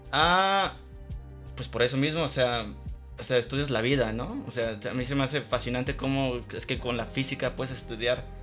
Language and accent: Spanish; Guadalajara, Jalisco, Mexico; yo soy Tapatío, así, en Guadalajara.